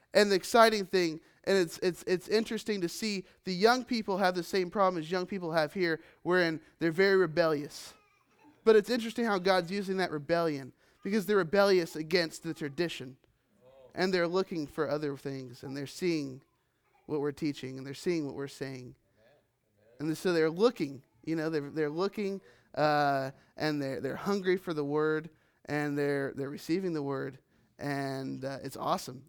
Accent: Richmond, United States; moved away as an adult; now in Philippines; I grew up in Richmond

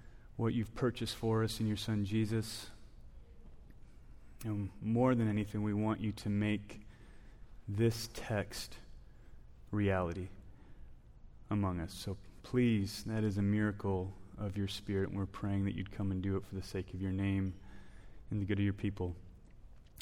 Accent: Wisconsin, United States; moved away; I grew up in Wisconsin

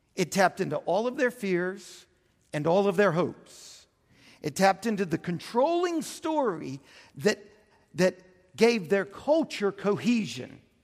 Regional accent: Houston, Texas, United States; also born or lived in New Orleans, Louisiana; I spent my adolescence in Houston

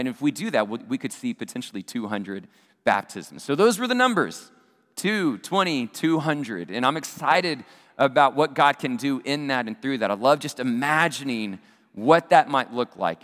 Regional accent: Abilene, Texas, United States; my hometown of Abilene, Texas

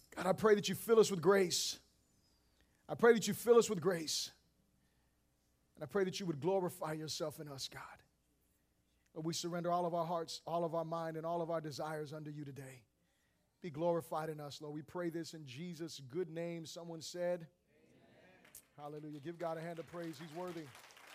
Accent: Florida, United States; I am from Florida

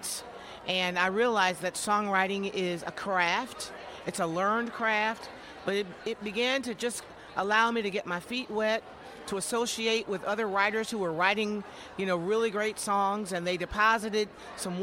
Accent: Jackson, Michigan, United States; moved away as an adult; also born or lived in Atlanta area; now in West Georgia, United States; I moved down from my hometown of Jackson, Michigan, where I was born and raised in my preacher daddy's house

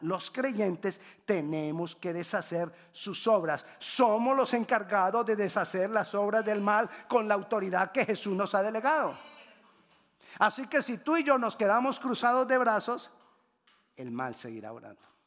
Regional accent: Cali, Valle del Cauca, Colombia; moved away

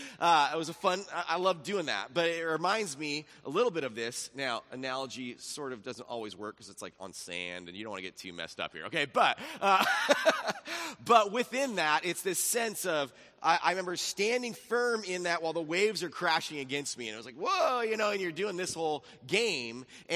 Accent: Laguna Beach, California, United States; I grew up in Laguna Beach, then we moved to Capo Beach, so all the cities I lived in had the word beach in them

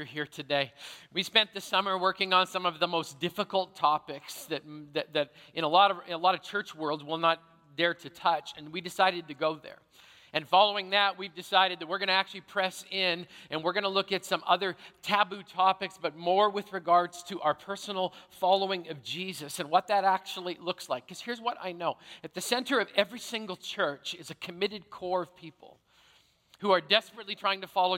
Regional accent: Canada; I grew up in Canada, which means I played hockey

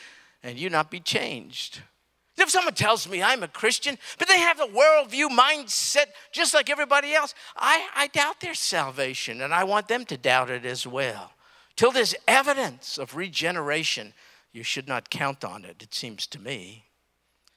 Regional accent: New York City, New York, United States; I'm from Brooklyn, New York. I grew up in New York

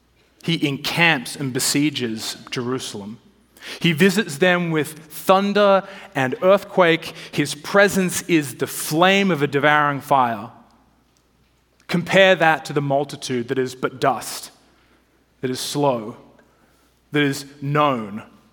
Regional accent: Australia; moved away as an adult; now in Washington, United States; When I moved to DC from Australia a long time ago, I was more of the sort of shorts and t-shirt wearing Aussie.

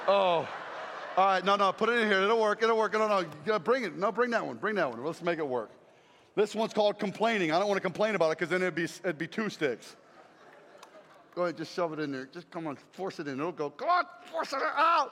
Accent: South Carolina, United States; I come from South Carolina, and it's nasty there

